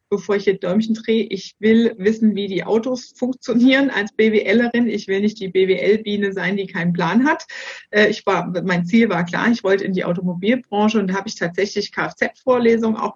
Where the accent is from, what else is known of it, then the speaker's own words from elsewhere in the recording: Erfurt, Thuringia, Germany; Gebürtig komme ich aus Erfurt.